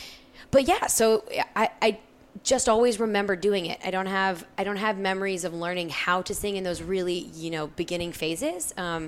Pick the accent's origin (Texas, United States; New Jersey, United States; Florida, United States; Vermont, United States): Texas, United States; Arlington; So I was born and raised in Arlington, Texas.